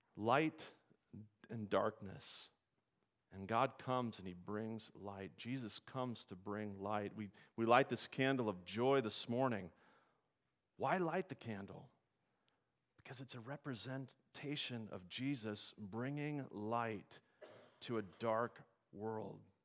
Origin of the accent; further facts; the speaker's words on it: Nebraska, United States; I grew up in Nebraska